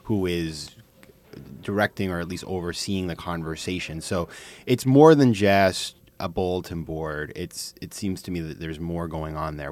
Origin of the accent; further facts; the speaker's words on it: Maine, United States; it's Maine, my home state